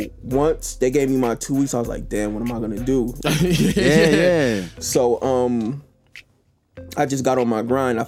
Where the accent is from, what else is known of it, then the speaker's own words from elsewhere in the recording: Buffalo, New York, United States; moved away as an adult; also born or lived in Los Angeles; I'm originally from Buffalo, New York